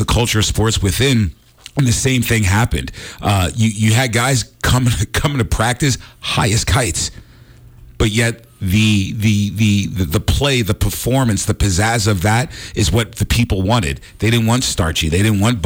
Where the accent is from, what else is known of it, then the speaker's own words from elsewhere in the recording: New York City, New York, United States; I grew up in New York City